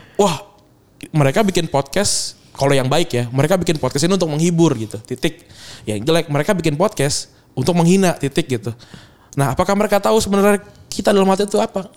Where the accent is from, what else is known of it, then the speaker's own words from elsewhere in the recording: Bekasi, West Java, Indonesia; gue dari Bekasi